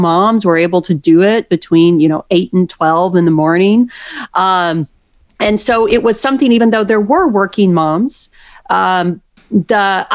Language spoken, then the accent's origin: English; outside of Waco, Texas, United States; I grew up outside of Waco. So so I'm a Texan pretty much through and through